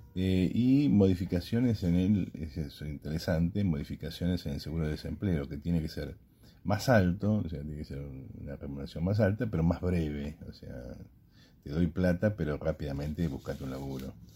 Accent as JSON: {"language": "Spanish", "country": "Argentina"}